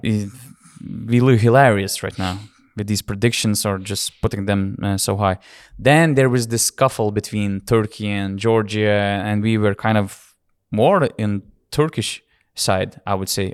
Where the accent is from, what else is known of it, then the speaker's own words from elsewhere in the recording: Lithuania; we are from Lithuania